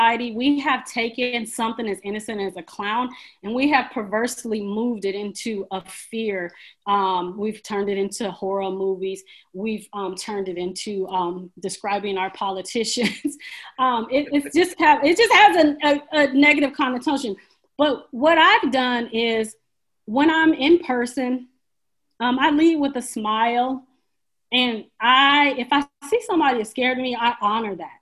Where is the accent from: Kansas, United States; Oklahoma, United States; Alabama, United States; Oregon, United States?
Oregon, United States; Portland; I grew up in Portland, one of the whitest cities